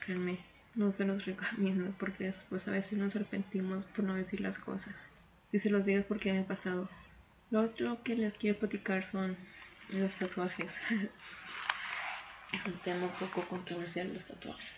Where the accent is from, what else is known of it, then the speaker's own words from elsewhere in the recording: Mexico; estamos en un momento complicado como sociedad mexicana